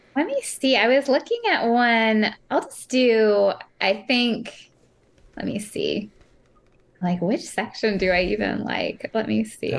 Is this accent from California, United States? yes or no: yes; San Francisco, California, United States; now in Merced, United States; I grew up in San Francisco, so I was really near the water